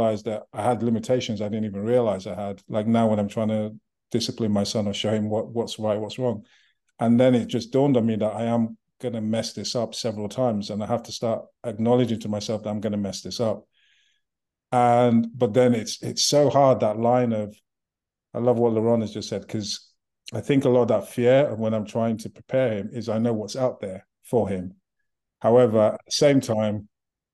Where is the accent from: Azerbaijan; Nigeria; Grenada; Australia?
Nigeria; also born or lived in United Kingdom; now in United States; Growing up, I'm from Nigeria. I lived in the UK.